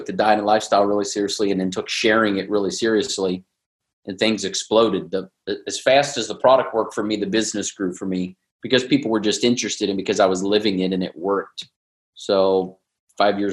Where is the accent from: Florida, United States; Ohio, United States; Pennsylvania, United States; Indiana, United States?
Ohio, United States; Cincinnati; moved away as an adult; now in San Diego, United States; I was born in Cincinnati, went to Ohio State, big Buckeye fan, moved to San Diego. I've been here almost 20 years